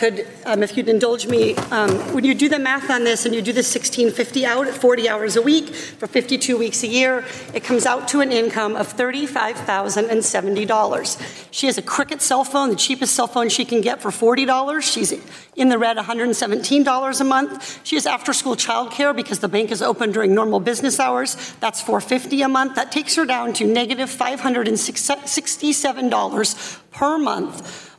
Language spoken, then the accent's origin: English; Irvine, California, United States; my hometown of Irvine